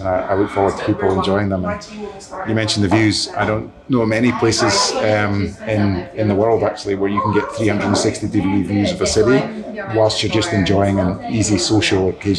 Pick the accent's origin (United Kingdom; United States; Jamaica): United Kingdom; Irvine, Scotland; born there; I was born, I don't sound like it anymore, but I was born in Irvine, so I'm very attached to the west coast of Scotland.